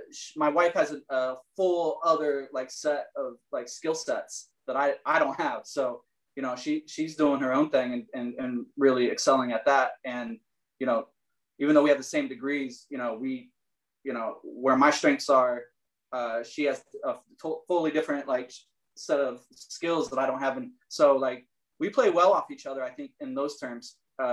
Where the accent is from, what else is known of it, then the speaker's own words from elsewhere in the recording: Richmond, Michigan, United States; also born or lived in Fort Wayne, Indiana / Marysville, Ohio; now in Illinois, United States; I was born in Fort Wayne, Indiana. And then my parents moved to a small town in Ohio, Marysville, Ohio. And then my parents moved to another small town in Michigan called Richmond, Michigan, just like north of Detroit.